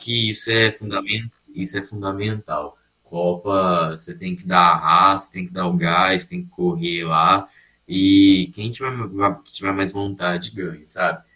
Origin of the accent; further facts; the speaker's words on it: Brazil; Eu, eu obviamente, sou brasileiro